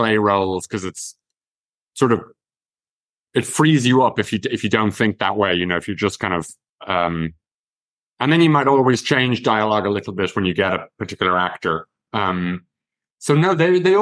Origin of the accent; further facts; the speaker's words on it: Ireland; even though I've been to LA a good bit, I'm still an Irish guy.